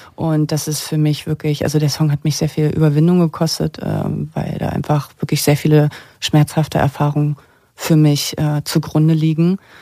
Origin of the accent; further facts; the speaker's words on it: Usedom, Mecklenburg-Vorpommern, Germany; moved away; meine Kindheit in Mecklenburg-Vorpommern